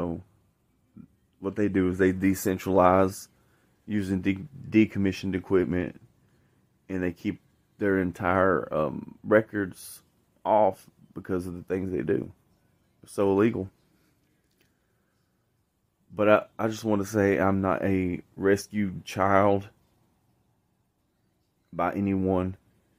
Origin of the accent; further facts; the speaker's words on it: Shelbyville, Tennessee, United States; I was actually born in Bedford County, Tennessee, at Bedford County Union, I mean Bedford County Hospital off Union Street, May 16, 1987. I'm from Tennessee.